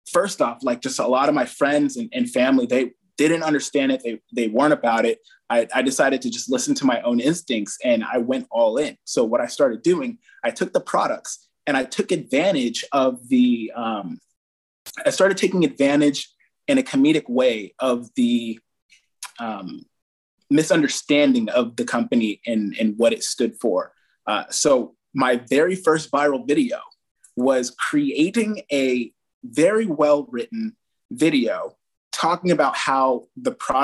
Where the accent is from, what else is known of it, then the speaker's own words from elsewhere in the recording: Fairfield, California, United States; We had a branch in Fairfield, my hometown